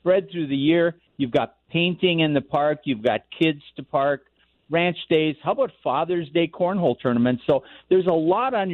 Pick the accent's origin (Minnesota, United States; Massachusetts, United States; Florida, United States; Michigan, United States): Minnesota, United States; Hibbing; now in Colorado, United States; my hometown in Hibbing.